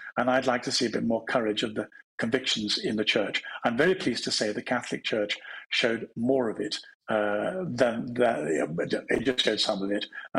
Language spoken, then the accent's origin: English; England, United Kingdom; I'm proud both to be a Christian and to be English